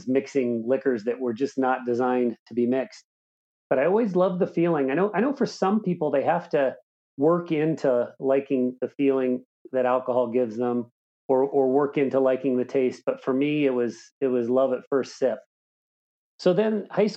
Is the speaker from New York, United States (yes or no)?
no; Southern Indiana, United States; I grew up in Southern Indiana